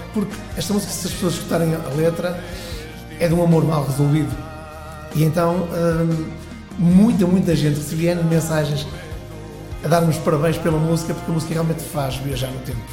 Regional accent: Braga, North, Portugal; also born or lived in Porto / Fafe; Tenho raízes em Faf mas desde os 6 anos de idade que vivo em Braga.

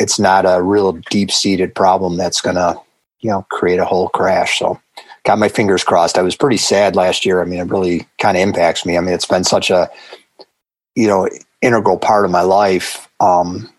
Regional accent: Buffalo, New York, United States; I'm from Buffalo, wings and pizza

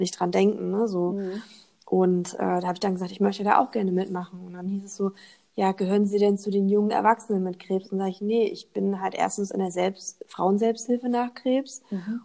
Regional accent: Hamburg, Germany; also born or lived in Thuringia; Also ich bin in Thüringen geboren, in ja. Hamburg aufgewachsen

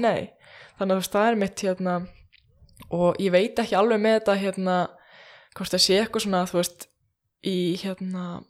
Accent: Iceland; ég er bara eitthvað frá Íslandi

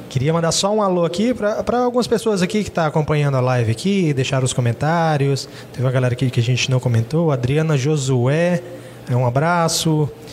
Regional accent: Jaru, Rondônia, Brazil; a gente é aqui de Jaru mesmo

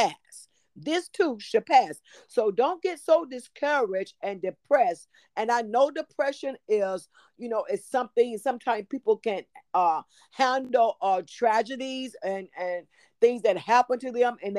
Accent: Tyler, Texas, United States; moved away as an adult; now in Duncanville, United States; I am originally from Tyler, Texas

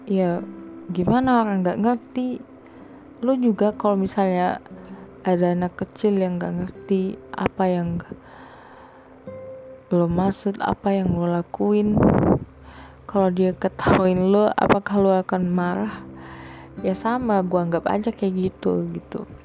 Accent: Sumatra, Indonesia; gue itu kan dari Sumatera kayak bener-bener dari Sumatera gitu dan banyak banget orang mikir kalau lu jalan sendiri lu pergi kemana-mana sendiri lu tuh kayak aneh kayak freak gitu

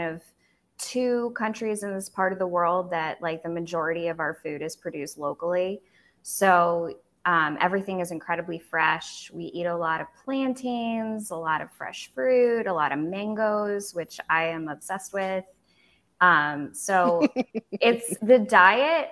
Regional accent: United States; now in Belize; as an American

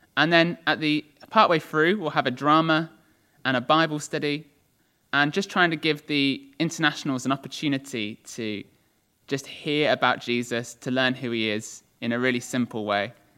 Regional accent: England, United Kingdom; I'm from England

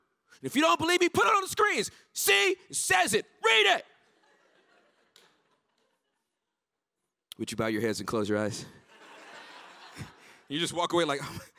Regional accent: Southern California, United States; moved away as an adult; also born or lived in Dallas, Texas; I'm born and raised in Southern California, the hood

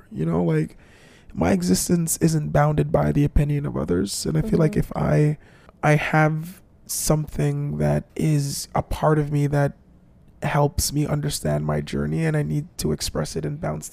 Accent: Jamaica; being a Jamaican

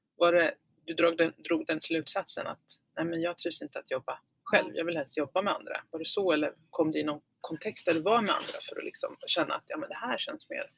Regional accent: Falköping, Västra Götaland, Sweden; jag växte upp i Falköping.

